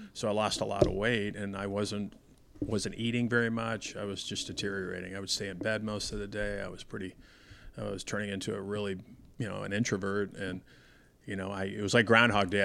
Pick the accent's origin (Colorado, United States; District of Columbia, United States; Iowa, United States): Colorado, United States; Denver; I grew up in Denver